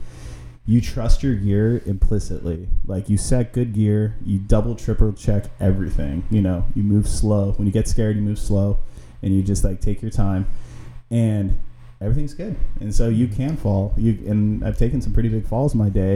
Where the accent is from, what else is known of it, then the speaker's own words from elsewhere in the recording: Rohnert Park, California, United States; I grew up in Runner Park, and we got double-decker lanes down there.